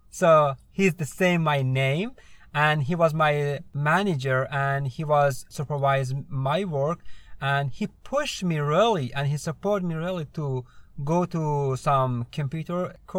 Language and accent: English; Afghanistan; English is a second language; now in United States; I'm originally from Afghanistan. I came to United States 2 years ago, 2016, through SIV, Special Immigration Visa. And I was working with the U.S. military back in Afghanistan, and that's it.